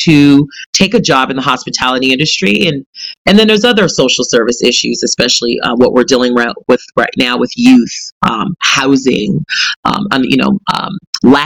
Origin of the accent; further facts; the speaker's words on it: California, United States; moved away as an adult; now in New York, United States; And I'm originally from California